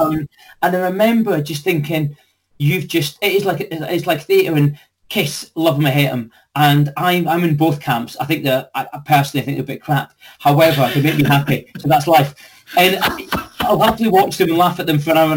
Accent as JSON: {"language": "English", "town": "Dundee", "region": "Scotland", "country": "United Kingdom", "also_born_or_lived": "London", "moved": "as an adult", "said": "I was from Dundee, but I moved to London in 1991."}